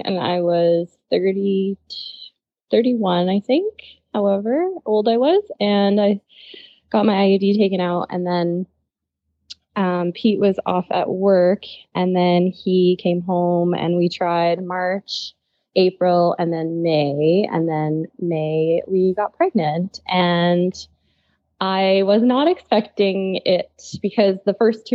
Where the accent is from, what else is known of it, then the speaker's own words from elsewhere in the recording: Quebec, Canada; moved away as an adult; now in Saskatoon, Canada; I'm originally from Quebec, and I moved out to Saskatoon, I think 9 years ago now, to study pharmacy.